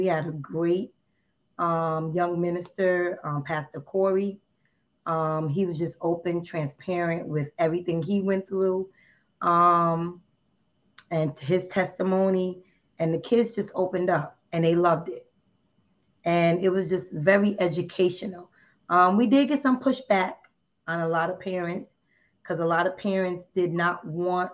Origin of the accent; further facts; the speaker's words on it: New Jersey, United States; I'm from New Jersey